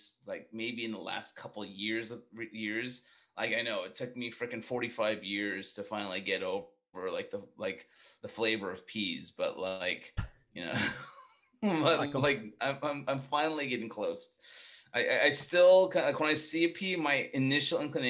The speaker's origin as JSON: {"language": "English", "town": "Fresno", "region": "California", "country": "United States", "tie": "born or raised there", "said": "I grew up in Fresno, so like, I feel like I grew up in the equivalent of the Midwest"}